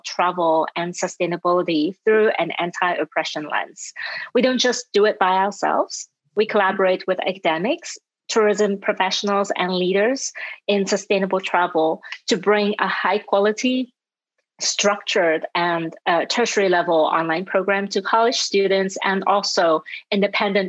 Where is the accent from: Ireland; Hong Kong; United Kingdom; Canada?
Hong Kong; moved away as an adult; also born or lived in Europe; now in United States; I was born and raised in Hong Kong